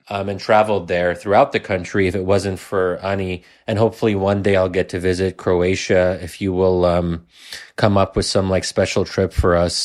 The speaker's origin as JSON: {"language": "English", "country": "United States", "said": "as an American"}